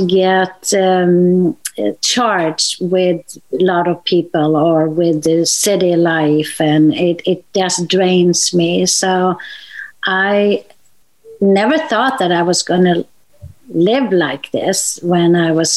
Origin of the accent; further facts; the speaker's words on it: Sweden; I'm from Sweden